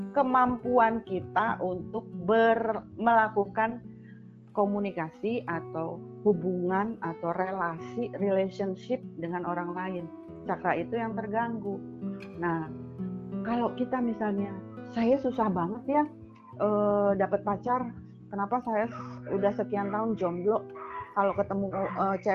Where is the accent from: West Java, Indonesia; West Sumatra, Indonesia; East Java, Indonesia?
East Java, Indonesia; Surabaya; now in Jakarta, Indonesia; aku dari Surabaya pindah ke Jakarta 94